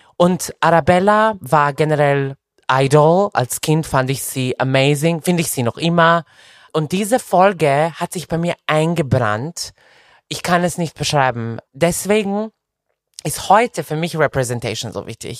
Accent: Serbia; moved away; also born or lived in Belgrade, Serbia; meine Eltern haben mich mit 14 einfach nach Belgrad alleine geschickt äh, auf, ein, auf eine Schule

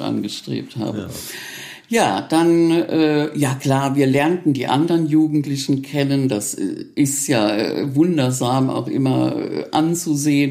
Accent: Reichenstein, Rhineland-Palatinate, Germany; mein Heimatdorf. Also es war schon liegt schon sehr verschlafen, dieses Reichenstein.

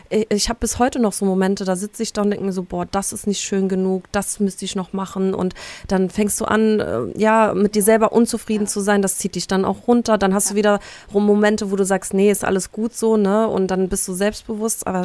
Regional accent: Poland; born there; Ich bin ja gebürtig auch aus Polen

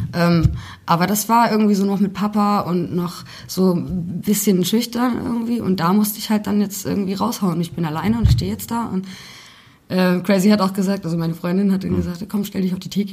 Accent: Kalbach, Hesse, Germany; moved away; also born or lived in Tuttlingen / Australia / England / Cologne; meine Eltern sind, ähm, als ich drei war, ins Fulda Land gezogen, also eher nach, nach Oberkalbach sind wir gezogen. Und ähm, dann habe ich dort im Prinzip meine Kindheit verbracht.

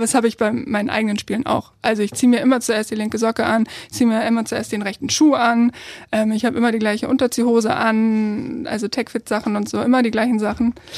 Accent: Kiel, Schleswig-Holstein, Germany; Ich komme aus Kiel, ich bin hier geboren, aufgewachsen, alles Mögliche

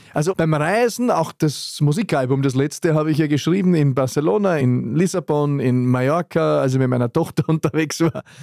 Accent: Wald am Arlberg, Vorarlberg, Austria; ich bin aus Wald am Arlberg

